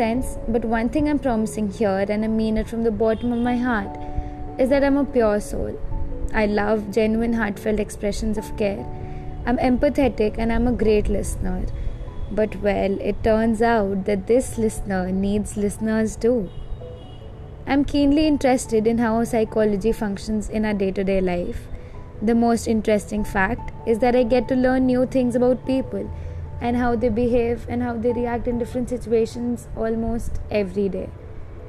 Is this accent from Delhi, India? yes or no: no; Jamshedpur, Jharkhand, India; I'm currently staying at my home in Jamshedpur, Jharkhand.